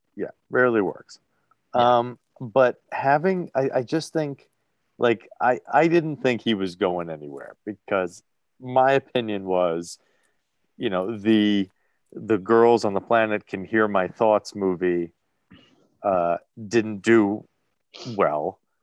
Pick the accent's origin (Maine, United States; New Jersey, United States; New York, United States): New Jersey, United States; The way I sound, I'm from Jersey.